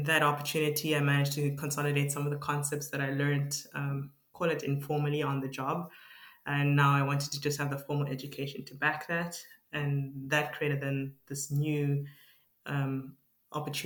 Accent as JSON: {"language": "English", "town": "Mahikeng", "region": "North West", "country": "South Africa", "tie": "born or raised there", "also_born_or_lived": "Potchefstroom, South Africa / Cape Town, South Africa", "said": "I was born in South Africa in a small town called Mafeking"}